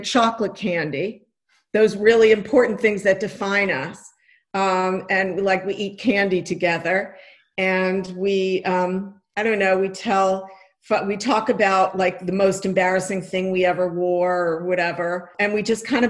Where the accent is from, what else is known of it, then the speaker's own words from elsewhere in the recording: New York, United States; I grew up in New York in a Jewish household